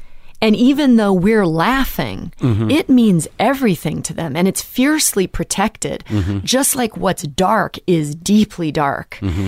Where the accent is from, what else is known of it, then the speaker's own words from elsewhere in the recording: Pacific Northwest, United States; growing up in the Northwest obviously felt like. It was white picket fences and there was murders down the street.